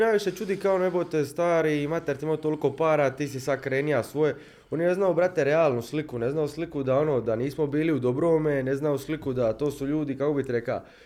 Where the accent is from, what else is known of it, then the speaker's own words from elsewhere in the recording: Split, Split-Dalmatia County, Croatia; mi smo iz Splita